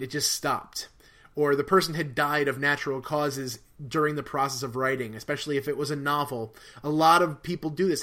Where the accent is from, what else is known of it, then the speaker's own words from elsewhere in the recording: New Jersey, United States; when I was a kid, there used to be a magazine called Weird New Jersey